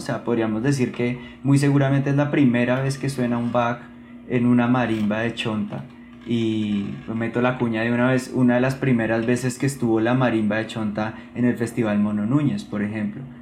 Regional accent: Bogotá, Colombia; yo soy un hijo de Nueva Cultura, yo estudié toda mi infancia allí

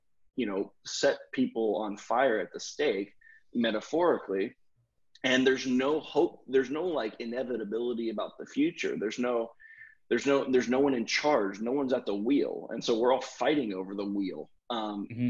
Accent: the South, United States; I grew up in the South

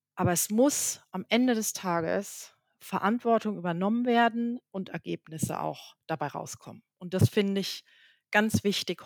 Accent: Germany; moved away; als Deutsche oder als Nicht-Franzose

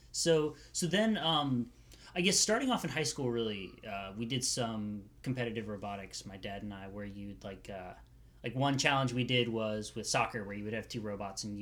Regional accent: Cary, North Carolina, United States; moved away as an adult; now in Oregon, United States; I grew up in Cary.

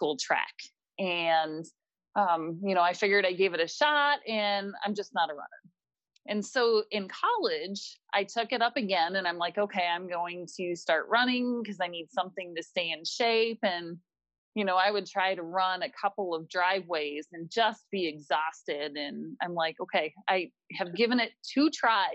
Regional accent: Minneapolis, Minnesota, United States; I was born and raised here in Minnesota in the Minneapolis area.

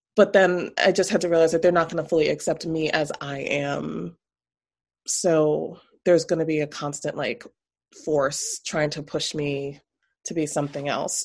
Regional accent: New York City, New York, United States; now in Vermont, United States; growing up in Jamaica, Queens, um, we moved around a bit, but always stayed within, like, a mile radius

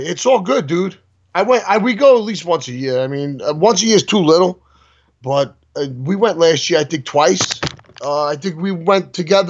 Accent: New York City, New York, United States; I'm from Brooklyn, Queens, Staten Island.

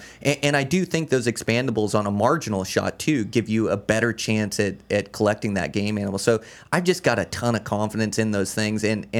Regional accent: Montana, United States; really my opportunity in Montana is awesome. An elk tag every single year in my home state, and it's close to me.

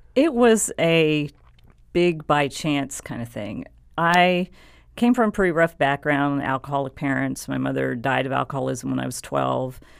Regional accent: San Antonio, Texas, United States; I grew up in San Antonio, Texas

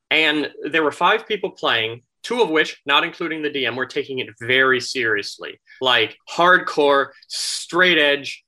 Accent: Florida, United States; moved away as an adult; also born or lived in Minnesota; now in Dallas, United States; I actually moved down to Florida when I was little.

